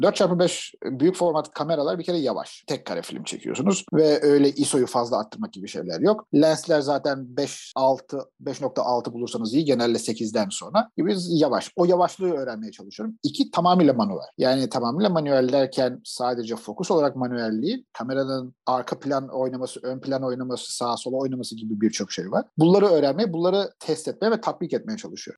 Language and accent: Turkish; Turkey; moved away; yurt dışında yaşayan bir Türk olarak